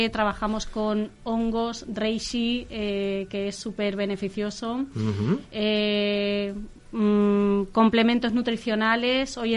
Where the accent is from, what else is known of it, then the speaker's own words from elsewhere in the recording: Ibiza, Balearic Islands, Spain; yo vengo de Ibiza, que es muy bonito. Si esta zona no fuera como es, eh, seguramente me hubiera costado adaptarme muchísimo más.